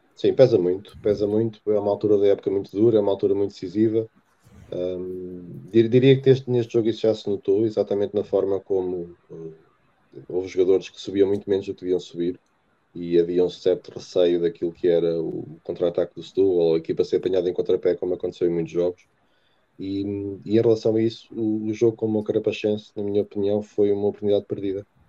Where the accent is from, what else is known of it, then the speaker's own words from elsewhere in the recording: Terceira, Azores, Portugal; moved away; also born or lived in Coimbra; terceirense ou açoriano, melhor dizendo, nascido em Coimbra